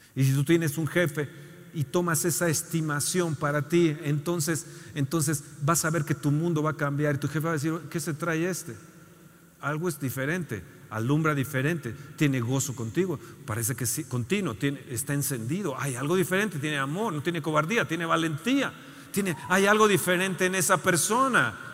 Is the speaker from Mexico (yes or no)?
yes; Mexico; soy mexicano